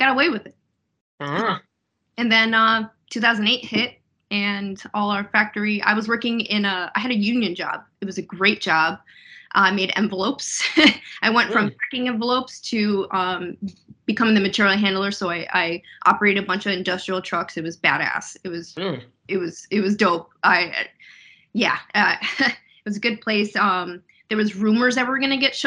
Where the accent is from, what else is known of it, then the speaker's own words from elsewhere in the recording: Enfield, Connecticut, United States; moved away as an adult; also born or lived in Florida; now in Virginia, United States; my hometown of Enfield